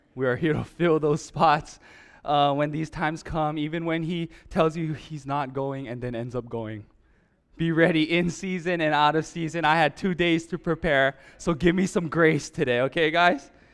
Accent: Hawaii, United States; growing up in Hawaii, my whole life

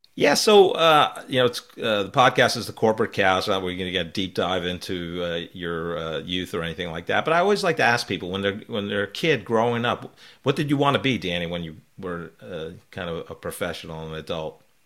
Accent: New York, East Coast, United States; also born or lived in Belmar, New Jersey; I grew up in the East Coast, uh, New York, New Jersey area

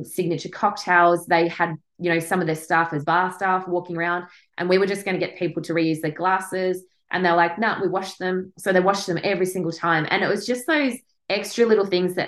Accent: Tasmania, Australia; also born or lived in Victoria; I was obviously Tasmanian

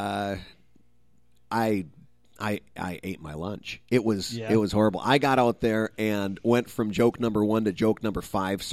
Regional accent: Midwest, United States; I'm from the Midwest

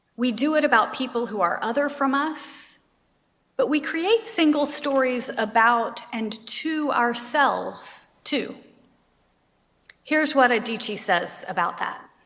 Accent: Savannah, Georgia, United States; I grew up in Savannah, Georgia.

